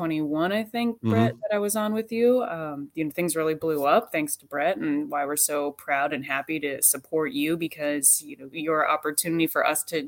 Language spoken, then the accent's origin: English; Wisconsin, United States; I'm from Wisconsin.